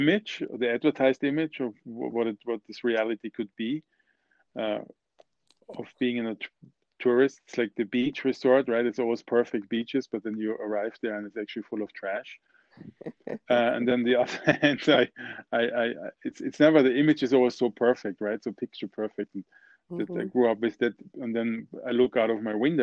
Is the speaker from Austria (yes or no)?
yes; Austria; moved away as an adult; also born or lived in New York; I was born in the Austrian Alps, yeah. My family has been here for 500 years.